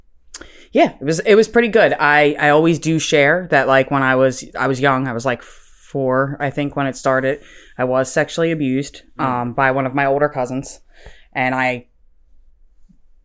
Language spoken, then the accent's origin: English; Philadelphia, Pennsylvania, United States; I am from Philadelphia, Pennsylvania